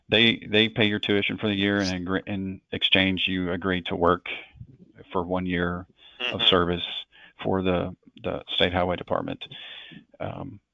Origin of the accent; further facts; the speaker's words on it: Hopkinsville, Kentucky, United States; I grew up in Western Kentucky in a city called Hopkinsville.